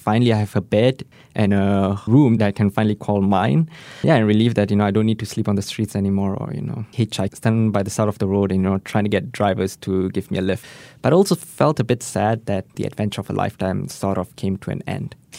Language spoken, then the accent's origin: English; Singapore